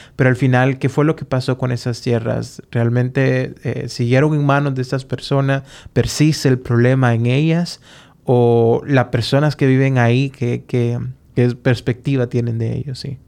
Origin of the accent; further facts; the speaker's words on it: Honduras; como hondureño